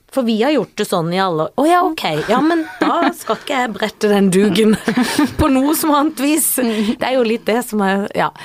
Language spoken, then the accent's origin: Norwegian; Sørlandet, Norway; jeg er jo fra Sørlandet hvor vi har hytte